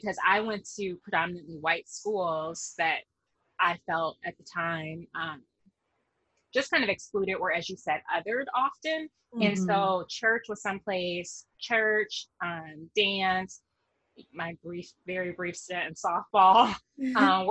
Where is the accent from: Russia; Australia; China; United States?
United States; Little Rock, Arkansas; I grew up in Arkansas. Both of my parents are from Arkansas